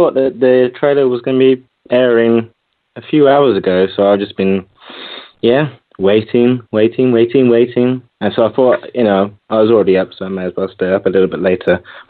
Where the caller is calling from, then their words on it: London, United Kingdom; from London.